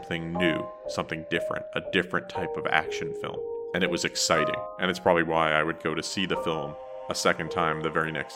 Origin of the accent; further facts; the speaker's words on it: New Jersey, United States; I am from New Jersey